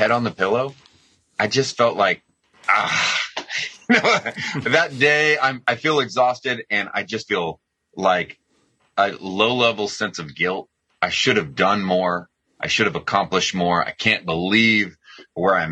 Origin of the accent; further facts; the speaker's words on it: United States; I'm an American